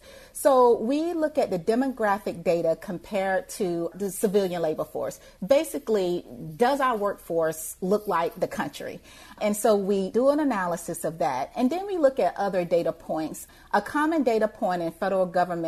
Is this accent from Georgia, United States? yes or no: yes; Thompson, Georgia, United States; moved away; where I grew up in Thompson, Georgia, it's rural Georgia